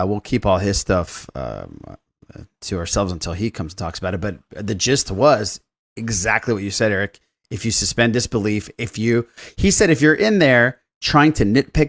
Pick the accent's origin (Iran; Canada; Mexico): Iran; No, I'm from Iran.